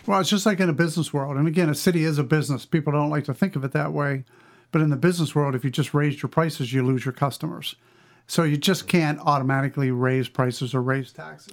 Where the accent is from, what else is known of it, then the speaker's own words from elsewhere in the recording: western Pennsylvania, United States; I grew up in western Pennsylvania, a small town, uh, really between Denorem and Ogallala, Pennsylvania